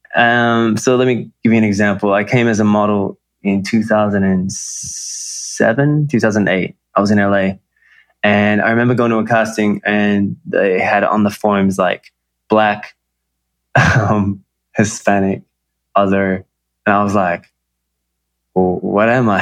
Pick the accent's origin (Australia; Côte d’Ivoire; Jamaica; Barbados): Australia; moved away as an adult; also born or lived in Los Angeles, United States / New York, United States; now in Bali, Indonesia; I was raised in Australia. I was born in Australia